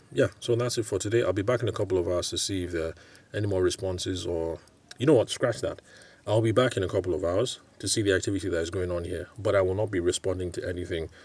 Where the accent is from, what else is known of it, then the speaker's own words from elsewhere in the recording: Nigeria; also born or lived in United Kingdom; I can speak of Nigeria because I'm here. I'm Nigerian